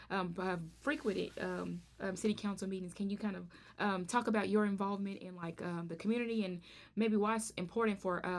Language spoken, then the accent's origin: English; Pine Bluff, Arkansas, United States; I was born and raised in Pine Bluff, Arkansas, and I kind of wanted to um, do some um, um, some interviews and different things to kind of focus on um, the city